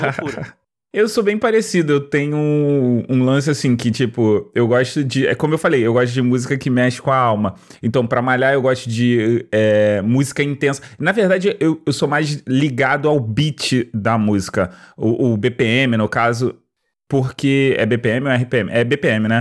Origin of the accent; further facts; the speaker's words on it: Rio de Janeiro, Brazil; eu sou do Rio, né? E o Rio de Janeiro não tem uma cultura muito forte de rap